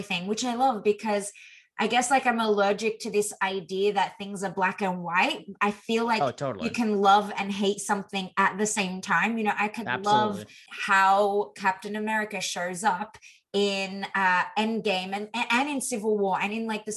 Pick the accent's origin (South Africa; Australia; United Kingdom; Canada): Australia; as an Aussie growing up